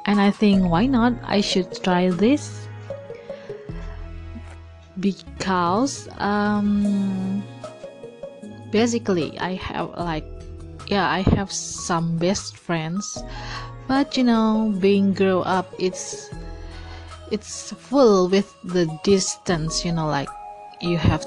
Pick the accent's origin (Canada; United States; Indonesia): Indonesia; I'm from Indonesia